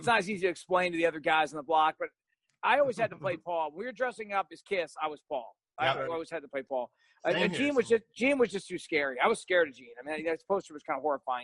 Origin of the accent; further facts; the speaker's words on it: Worthington, Ohio, United States; I grew up in Worthington